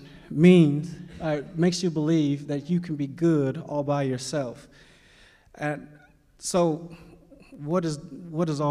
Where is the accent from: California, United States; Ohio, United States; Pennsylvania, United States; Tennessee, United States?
Ohio, United States; Cleveland; also born or lived in Kentucky; I am from Cleveland, Ohio